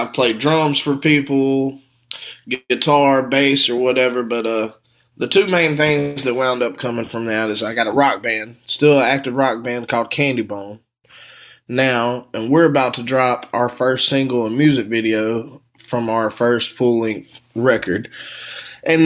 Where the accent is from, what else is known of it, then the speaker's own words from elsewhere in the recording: Morton, Mississippi, United States; I'm from Morton, Mississippi